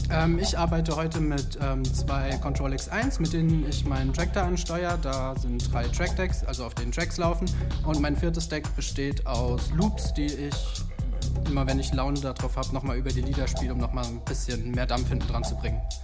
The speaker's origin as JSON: {"language": "German", "area": "near Darmstadt", "region": "Hesse", "country": "Germany", "said": "ich komme aus der Nähe von Darmstadt"}